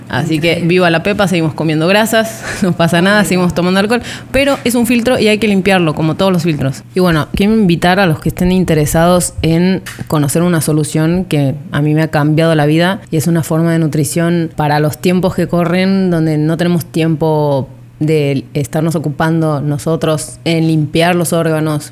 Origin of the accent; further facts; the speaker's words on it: Argentina; moved away as an adult; now in Riviera Maya, Mexico; Trece años en México y principalmente en la Riviera Maya, así que somos, argentinas mayas.